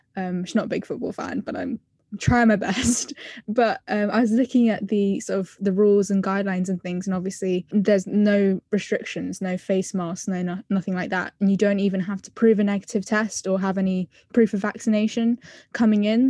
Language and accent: English; London, United Kingdom; I'm from England, specifically Southwest London